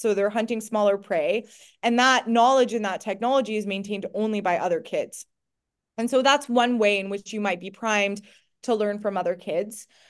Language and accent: English; Montreal, Quebec, Canada; moved away as an adult; now in United Kingdom; I grew up in Canada. I loved being in Canada. It was a great place to go to grow up. Montreal, as a teenager